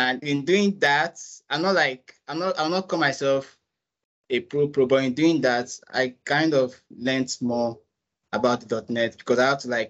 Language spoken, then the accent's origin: English; Nigeria; I'm a Nigerian.